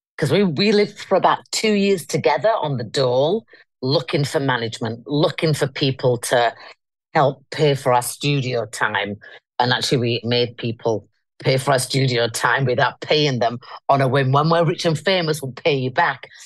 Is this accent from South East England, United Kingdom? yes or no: no; Leeds, Yorkshire and the Humber, United Kingdom; I come from Leeds. I'm a northern girl. Hence, I'm back in my hometown now.